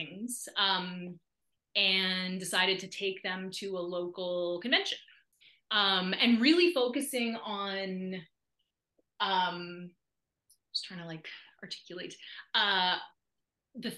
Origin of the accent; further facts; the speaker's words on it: Nova Scotia, Canada; moved away; an arts council in my hometown invited me back to do a big show